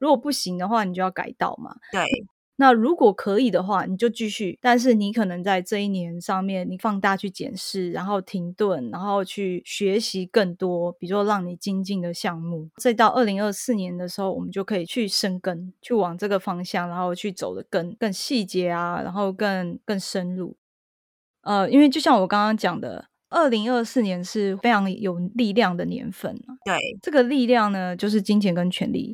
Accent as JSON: {"language": "Chinese", "country": "Taiwan", "also_born_or_lived": "Japan", "moved": "as an adult", "said": "我就是台湾人"}